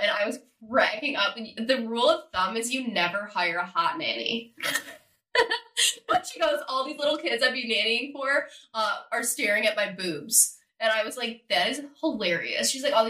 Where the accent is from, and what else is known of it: Midwest, United States; born or raised there